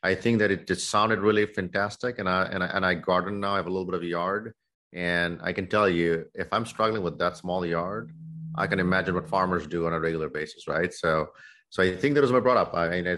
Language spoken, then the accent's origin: English; Dhaka, Dhaka Division, Bangladesh; moved away as an adult; now in United States; I grew up in Dhaka. I grew up in Dhaka. I was there. I went through high school there and came to the U.S. for my undergrad.